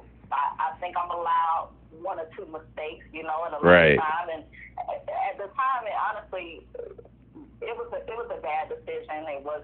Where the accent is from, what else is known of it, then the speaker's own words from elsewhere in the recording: Hollywood, Florida, United States; also born or lived in Hallandale Beach, Florida; I'm 36 years old. I was born in Hollywood, Florida, at Memorial Hospital. I grew up a lot of different places. I wouldn't say I had one specific area, but Hollandale, Hollywood